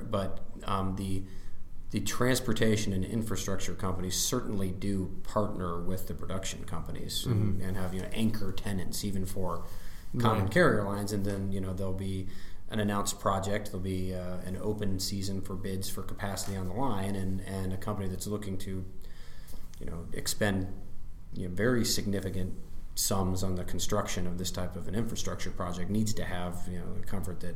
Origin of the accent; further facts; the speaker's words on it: Ohio, United States; as an Ohioan or as an American and as a business person here